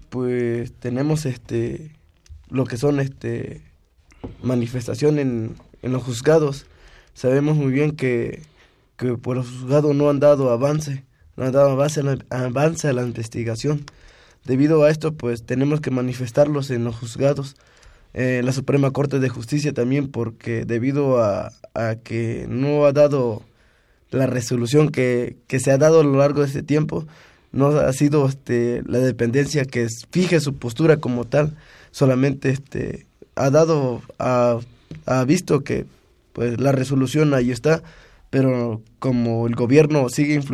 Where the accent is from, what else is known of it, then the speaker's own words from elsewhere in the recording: Ometepec, Costa Chica, Guerrero, Mexico; de, aquí, de, del, estado de Guerrero, de la Costa Chica.